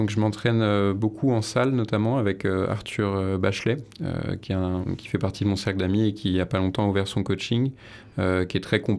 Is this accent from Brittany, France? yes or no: no; Paris, Île-de-France, France; moved away; Moi, je suis né à Paris